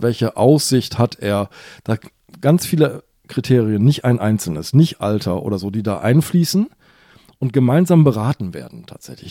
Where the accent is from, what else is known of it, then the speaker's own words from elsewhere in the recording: Hamburg, Germany; ich bin ja Hamburger